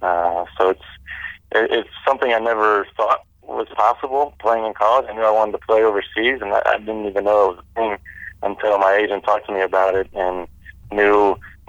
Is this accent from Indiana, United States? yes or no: yes; Indiana, United States; moved away; I'm growing up in Indiana